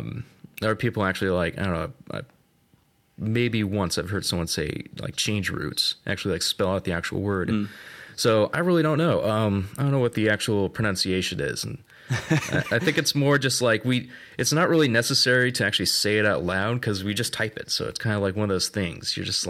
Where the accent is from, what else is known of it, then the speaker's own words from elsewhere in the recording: Portland, Oregon, United States; So I hail from the Pacific Northwest, or Cascadia, as we to call it.